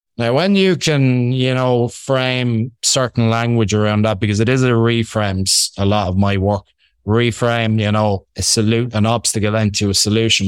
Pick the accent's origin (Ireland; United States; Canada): Ireland; accent: Irish; I'm Irish. I hope you can get that from my Irish accent.